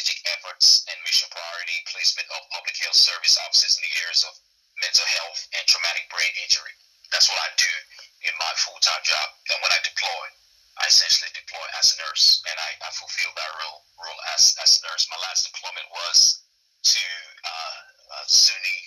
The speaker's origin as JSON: {"language": "English", "country": "Nigeria", "tie": "born or raised there", "moved": "as an adult", "lives_now": "United States", "said": "I was essentially born and raised in Nigeria. I left there when I was about 20, I'll say."}